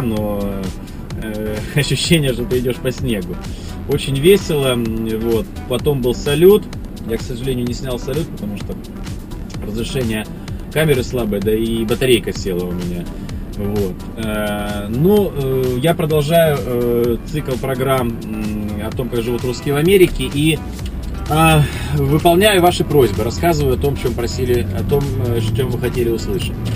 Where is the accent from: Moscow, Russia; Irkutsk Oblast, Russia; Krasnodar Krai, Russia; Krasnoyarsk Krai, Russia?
Krasnodar Krai, Russia; Novorossiysk; now in United States; мой родной город Новороссийск